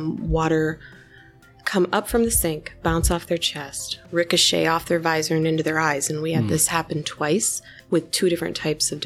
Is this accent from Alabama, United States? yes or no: no; the Twin Cities, Minnesota, United States; moved away as an adult; now in Iowa, United States; born and raised in Minnesota, the Twin Cities